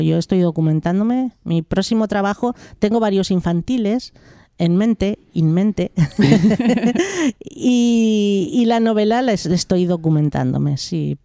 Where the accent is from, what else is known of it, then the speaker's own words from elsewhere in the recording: Sant Feliu de Llobregat, Catalonia, Spain; also born or lived in Malpartida de Cáceres, Extremadura; cuando tenía dos años ya mis padres emigraron desde Extremadura a Cataluña, como tantas familias del sur de España. Sí. Y, y emigraron a San, Felipe de Llobregat y sigo estando allí en el Valle Llobregat viviendo